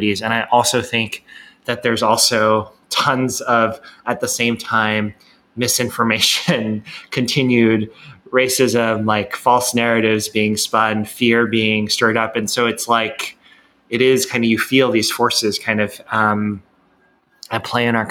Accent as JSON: {"language": "English", "country": "United States", "said": "growing up in the United States"}